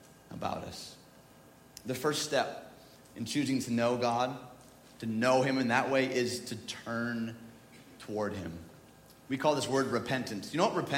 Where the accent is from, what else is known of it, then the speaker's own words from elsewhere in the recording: United States; I'm from the United States